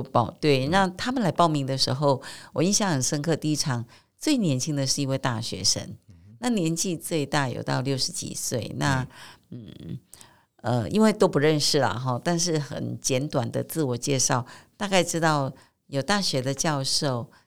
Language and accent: Chinese; Taiwan; 在我们台湾社会